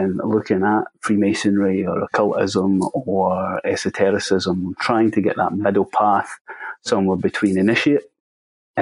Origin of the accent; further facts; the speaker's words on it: Scotland, United Kingdom; I'm a Scottish Masonic researcher.